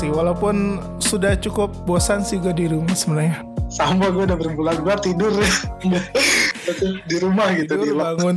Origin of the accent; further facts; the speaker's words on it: Ciamis, West Java, Indonesia; gue kalau misalkan pulang ke kampung halaman gue khususnya ke Ci ke Ciamis ke arah sono